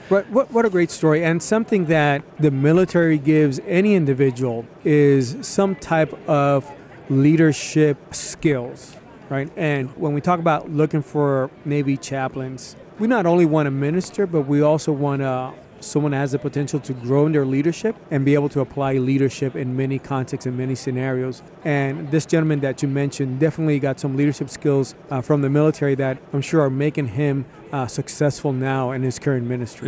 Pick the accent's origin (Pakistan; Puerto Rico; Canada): Puerto Rico; I was born in Puerto Rico